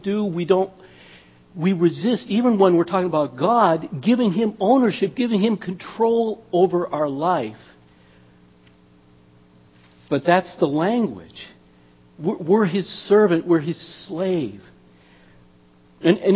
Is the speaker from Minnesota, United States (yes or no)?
yes; Minnesota, United States; I'm from Minnesota